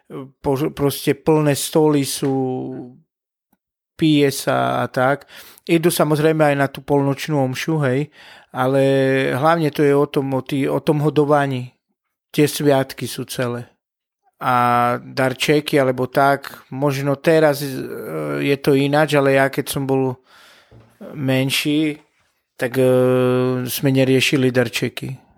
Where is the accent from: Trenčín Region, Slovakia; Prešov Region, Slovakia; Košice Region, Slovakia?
Prešov Region, Slovakia; Bardejov; Tak ja som e, z Bardejova, z východu